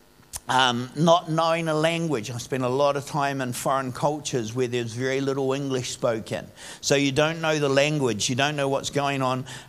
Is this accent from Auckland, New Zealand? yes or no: no; Upper Hutt, Wellington, New Zealand; When I grew up in Upper Hutt. It was a little country town when I first grew up here